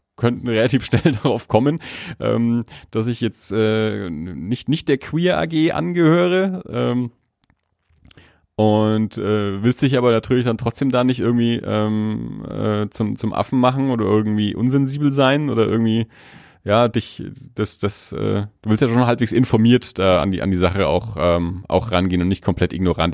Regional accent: Germany; ich dann als Deutscher, der auf Englisch spricht

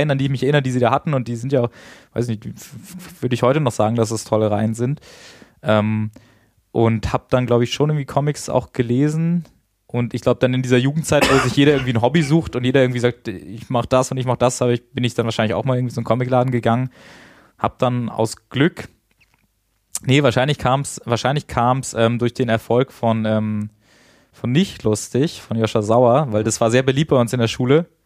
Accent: Hanover, Lower Saxony, Germany; also born or lived in Kiel; also ich bin gebürtiger Kieler eigentlich, ähm, bin aber aufgewachsen in Hannover

